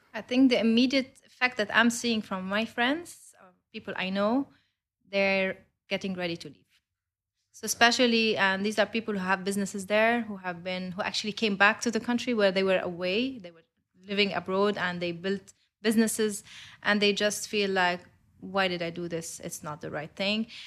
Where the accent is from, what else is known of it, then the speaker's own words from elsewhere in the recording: Lebanon; I'm Lebanese. I grew up in Lebanon. I studied there